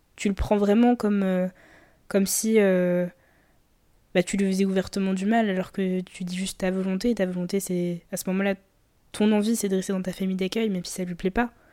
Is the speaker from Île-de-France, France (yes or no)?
yes; Colombes, Île-de-France, France; j'ai grandi euh, à Colombes